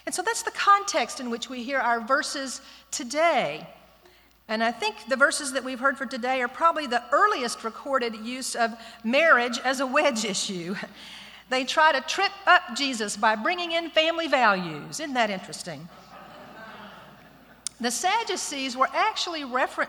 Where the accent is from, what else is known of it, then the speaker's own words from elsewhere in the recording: Austin, Texas, United States; I'm a Texan, folks. I'm from Austin, just right down the road